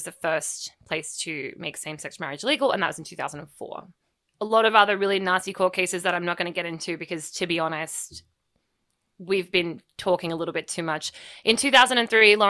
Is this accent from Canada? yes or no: no; Australia; accent: Australian; moved away; my Australian accent